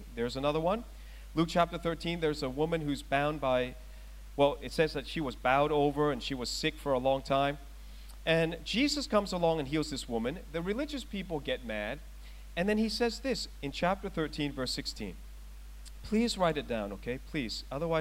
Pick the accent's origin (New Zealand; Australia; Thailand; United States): Thailand; moved away; I was born in Thailand. I was born in one of the strongest practicing Buddhist countries in the world